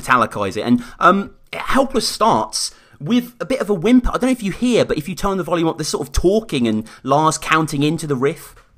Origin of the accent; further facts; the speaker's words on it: Birmingham, West Midlands, United Kingdom; in my hometown of Birmingham